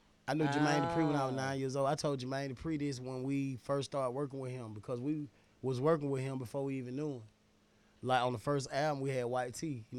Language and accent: English; Atlanta, Georgia, United States; I'm from Atlanta, Allen Temple.